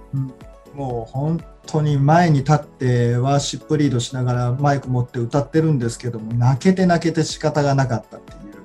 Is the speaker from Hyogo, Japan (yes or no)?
yes; Ashiya, Hyogo, Japan; 僕が出身のあの教会は生まれ育った教会は単立の教会芦屋福音教会という単立の教会なんですけど